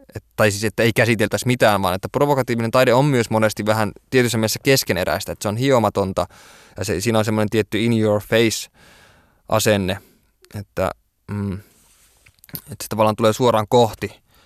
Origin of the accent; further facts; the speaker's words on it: Oulu, North Ostrobothnia, Finland; kun olen kerta Oulusta kotoisin